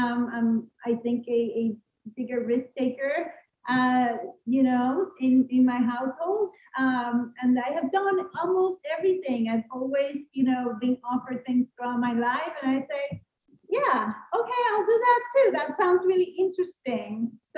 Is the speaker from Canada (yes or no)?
no; San Juan, Puerto Rico; first language Spanish; English is a second language; did grow up in San Juan, Puerto Rico. So outside of the United States, but linked to the U.S., right? My first language is Spanish. So I am fluent in Spanish, fluent in English